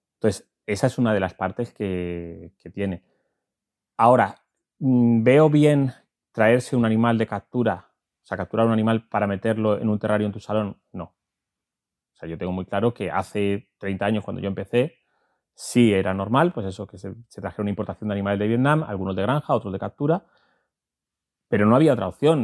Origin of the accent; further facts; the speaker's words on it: Valencian Community, Spain; now in La Vera, Spain; yo soy valenciano de nacimiento y verato de adopción